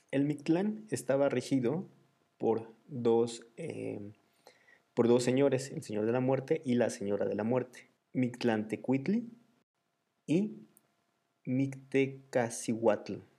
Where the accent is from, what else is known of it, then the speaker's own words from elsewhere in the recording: Mexico; mi celebración favorita de todas las costumbres que tenemos en México